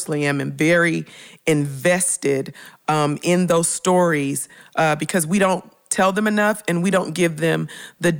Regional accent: Memphis, Tennessee, United States; I grew up in Memphis, Tennessee

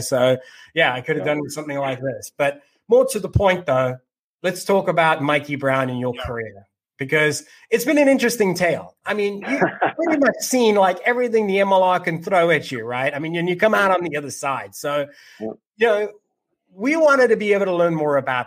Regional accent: Cape Town, Western Cape, South Africa; now in United States; having been born and raised in South Africa

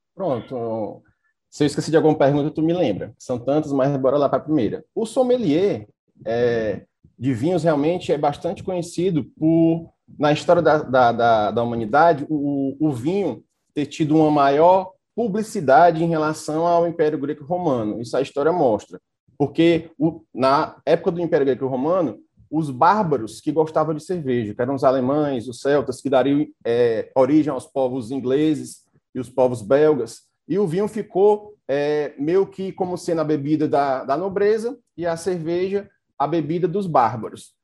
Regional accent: Fortaleza, Ceará, Brazil; sou natural de Fortaleza

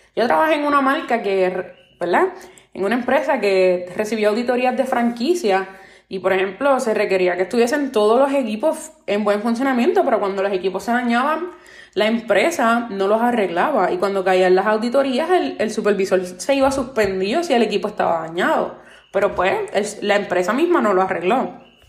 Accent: Puerto Rico; soy nacida y criada en Puerto Rico, la isla del encanto

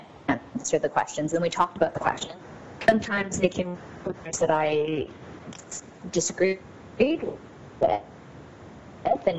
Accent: Canada; also born or lived in Newcastle; I'm born and raised in Canada

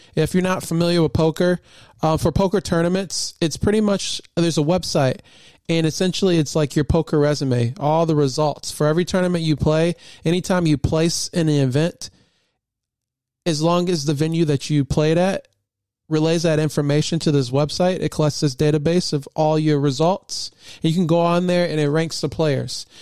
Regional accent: Michigan, United States; born and raised in Michigan

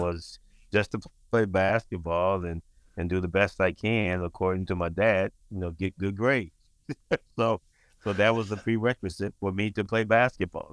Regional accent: Saginaw, Michigan, United States; also born or lived in Albion, Michigan; growing up in Saginaw, I'm son, I'm, I'm a son of a preacher

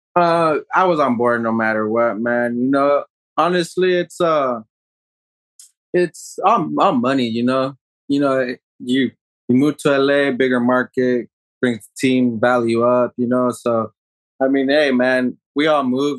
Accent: Escondido, California, United States; I'm from Escondido

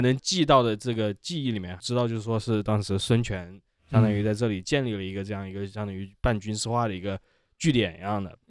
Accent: Wuhan, Hubei, China; 我是武汉人，

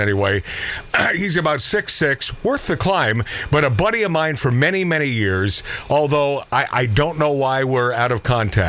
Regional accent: Pacific Northwest, United States; As a child growing up in the Pacific Northwest

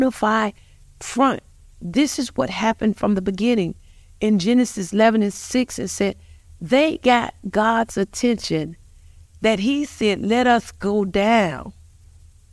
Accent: Montgomery, Alabama, United States; we both are born and raised in Montgomery, Alabama.

